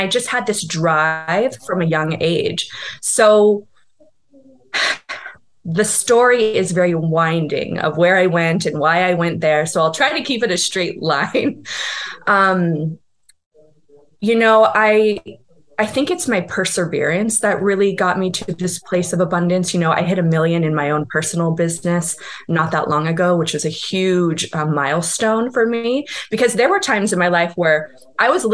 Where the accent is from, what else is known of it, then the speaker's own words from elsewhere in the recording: Calabasas, California, United States; I grew up in Southern California in a town called Calabasas